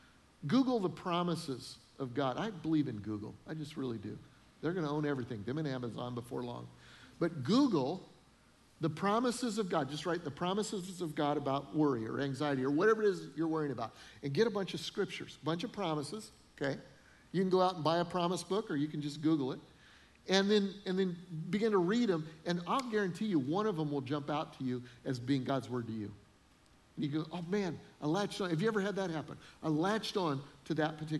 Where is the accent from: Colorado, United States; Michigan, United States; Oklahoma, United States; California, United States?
Colorado, United States; Denver; moved away as an adult; also born or lived in Freeport, Illinois; I'd never really lived anywhere but Denver